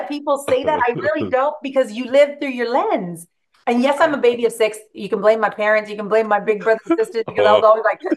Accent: Greenfield, California, United States; growing up in Greenfield, showed them my little house that I grew up

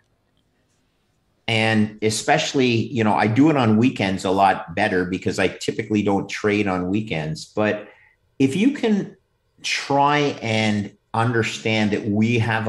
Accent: Quebec, Canada; I'm from Quebec

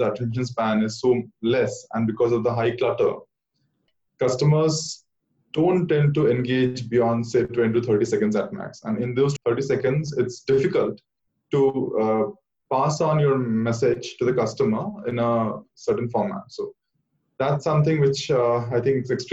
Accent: Kolkata, West Bengal, India; I hail from Calcutta

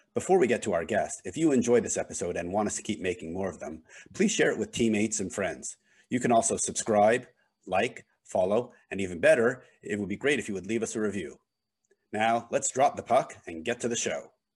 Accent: Montreal, Quebec, Canada; I grew up in Montreal.

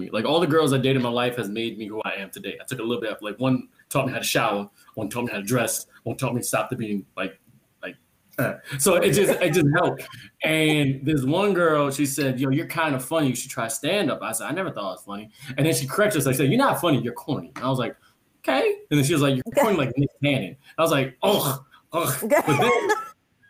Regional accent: Jamaica; I'm Jamaican

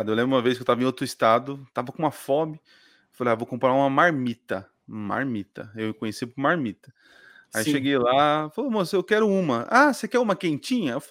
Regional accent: São Paulo, Brazil; born there; Ah, tá. É, no interior onde eu nasci é gelinho.

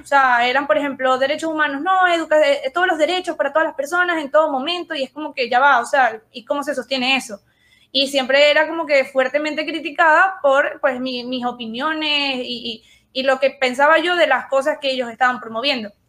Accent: Venezuela; nosotros como, como venezolanos

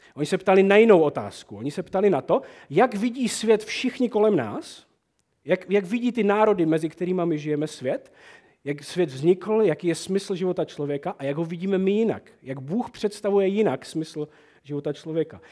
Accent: Moravian Wallachia, Czechia; To je naše valajské Prostě to my uctíváme u nás na Malajsku

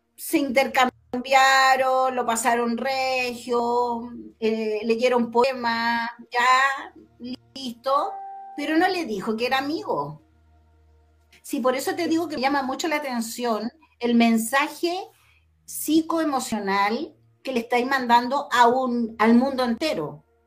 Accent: Chile; como chilenos

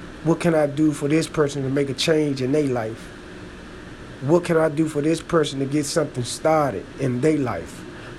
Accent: Washington, District of Columbia, United States; I'm from Washington, D.C., so, man, you know, in the district

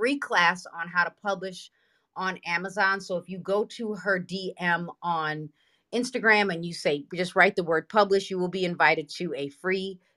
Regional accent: Broadview, Illinois, United States; I grew up in Broadview, Illinois. I don't live in Broadview, Illinois anymore

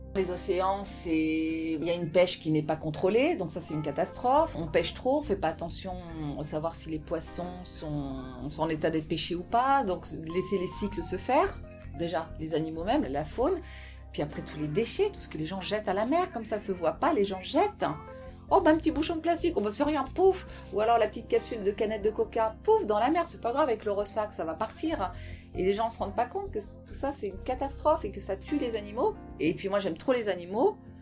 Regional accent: Brittany, France; moved away; also born or lived in Paris; je suis bretonne aussi

